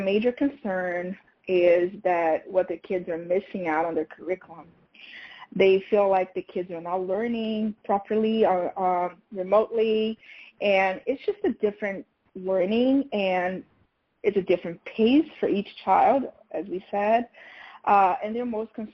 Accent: Rio de Janeiro, Brazil; English is a second language; moved away as an adult; also born or lived in Portugal / Lisbon, Portugal; now in New York City, United States; I'm from Rio de Janeiro.

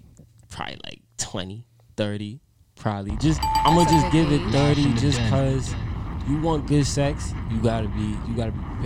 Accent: New York City, New York, United States; I grew up in Brooklyn. You know, I'm from New York.

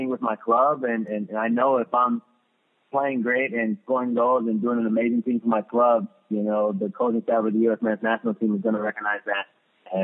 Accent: Los Angeles, California, United States; moved away as an adult; also born or lived in Redondo Beach, California; now in Columbus, United States; that was my hometown team

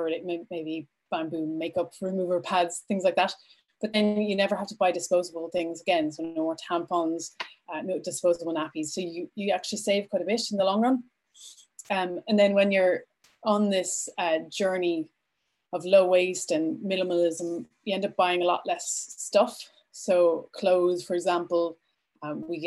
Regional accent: Vancouver, British Columbia, Canada; moved away as an adult; now in Ireland; I am originally from Canada. I grew up in Vancouver and I moved to Ireland just over 16 years ago

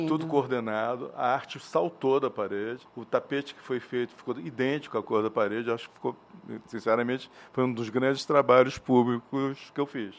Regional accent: Rio de Janeiro, Brazil; Então, eu sou carioca, eu nasci no Rio de Janeiro, numa cidade absolutamente colorida

